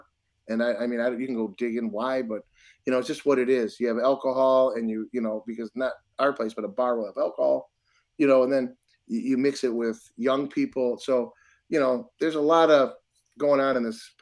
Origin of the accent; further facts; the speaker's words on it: Detroit, Michigan, United States; moved away as an adult; now in Milwaukee, United States; I'm from Detroit